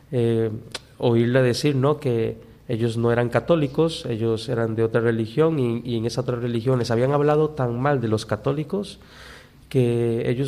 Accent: Cuba; moved away; De hecho, yo con esa familia, cuando yo salí de Cuba, yo no me pude despedir

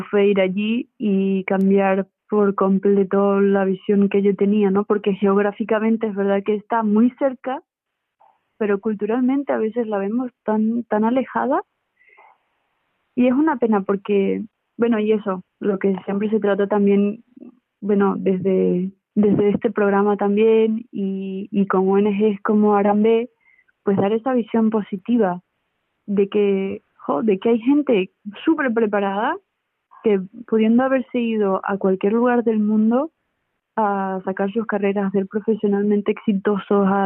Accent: Venezuela; Es verdad que yo soy, soy de Venezuela, ¿no?

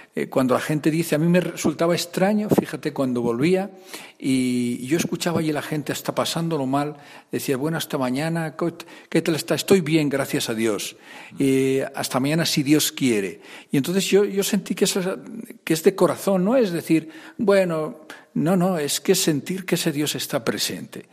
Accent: Aranda de Duero, Castile and León, Spain; Pues soy de Burgos también, de otra región, soy más de la región de Aranda de Duero

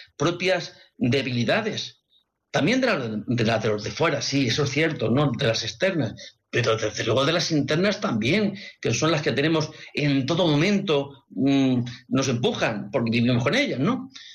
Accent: Madrid, Community of Madrid, Spain; son de Madrid y parece que me, tengo cierta eh, simpatía porque son del mismo lugar donde, de donde yo soy

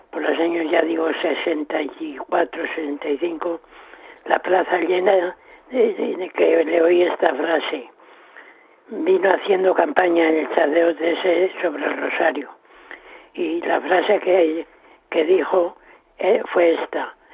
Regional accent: Salamanca, Castile and León, Spain; moved away as an adult; now in Madrid, Spain; soy de Salamanca, vivo en Madrid, llevo cuarenta y cuatro años aquí.

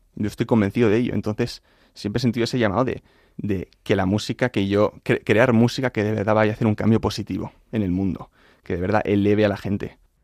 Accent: Madrid, Community of Madrid, Spain; moved away as an adult; now in United States; yo soy de Madrid. Crecí en un... Bueno, siempre mi padre es americano, mi madre es madrileña, mi padre estudió en Estados Unidos

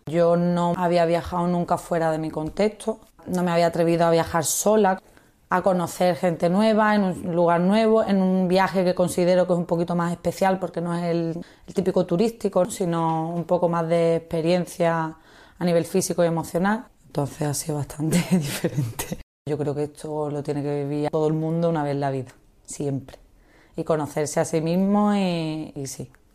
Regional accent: Málaga, Andalusia, Spain; tengo 28 años y vengo de Málaga

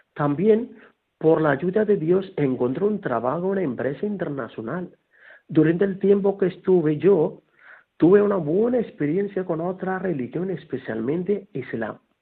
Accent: Kerala, India; now in Guadalupe, Spain; soy natural de la India

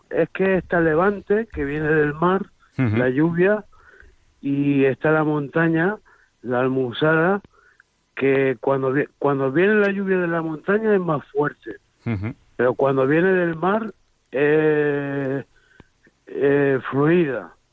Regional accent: near PortAventura, Tarragona, Catalonia, Spain; yo soy de Por al lado de Por a tres kilómetros de Poraventura.

